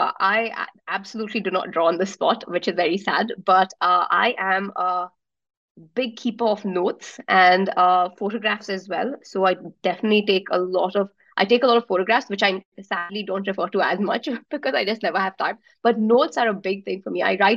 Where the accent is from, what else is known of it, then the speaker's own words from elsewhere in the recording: Abu Dhabi, United Arab Emirates; also born or lived in Melbourne; now in Bangalore, India; Like, I was born and brought up in Abu Dhabi, and I still think of it as home, even though I've not been back for ages and everyone really has left now. And Melbourne was for studying and I stayed there for a bit longer